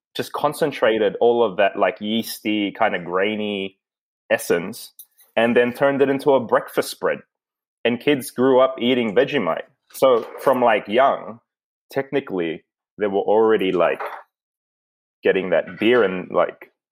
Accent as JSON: {"language": "English", "country": "Philippines", "tie": "born or raised there", "moved": "yes", "said": "my earliest memories were like me and Mikey coming home from school in the Philippines"}